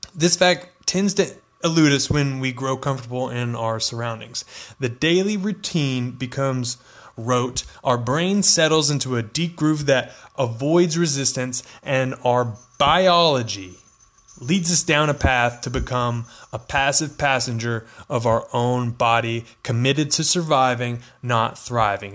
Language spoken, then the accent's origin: English; Texas, United States; I'm from Texas